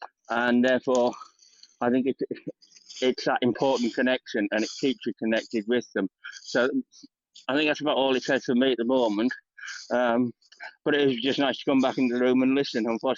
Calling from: United Kingdom; I'm joining you from the UK.

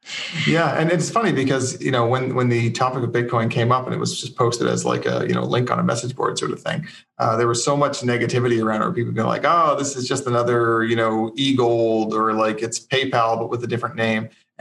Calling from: Fredericton, New Brunswick, Canada; I'm in Fredericton, New Brunswick.

